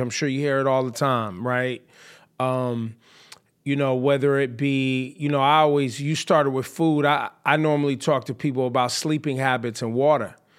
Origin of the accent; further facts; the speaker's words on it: the Bay Area, California, United States; when I was growing up in the Bay